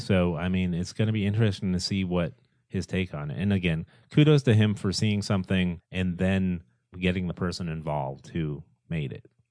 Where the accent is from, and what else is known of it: United States